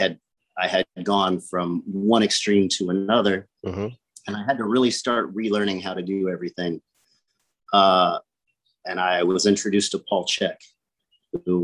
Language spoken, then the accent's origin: English; Illinois, United States; moved away as an adult; now in Naples, United States; I grew up in Illinois